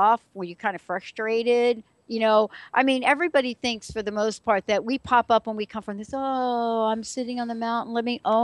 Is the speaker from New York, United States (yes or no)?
yes; New York, United States; I'm from New York